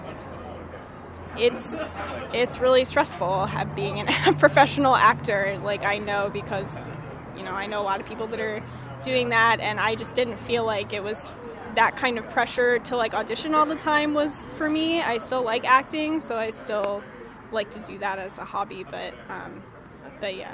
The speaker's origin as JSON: {"language": "English", "town": "Wilmington", "region": "Delaware", "country": "United States", "tie": "born or raised there", "moved": "yes", "said": "I'm from Wilmington, Delaware"}